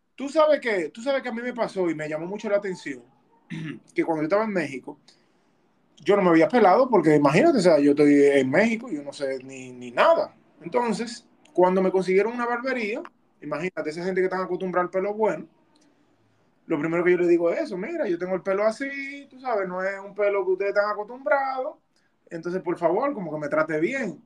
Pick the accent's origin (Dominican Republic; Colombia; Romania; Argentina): Dominican Republic; moved away